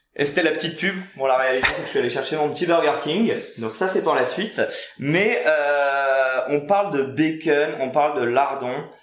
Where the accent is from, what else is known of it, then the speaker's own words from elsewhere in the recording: France; chez nous en France